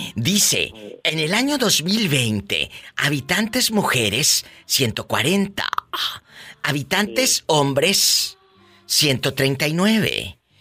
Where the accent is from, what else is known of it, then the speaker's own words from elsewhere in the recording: Matamoros, Tamaulipas, Mexico; moved away; Cuando empecé en la radio, chicos, en Matamoros, Tamaulipas, mi tierra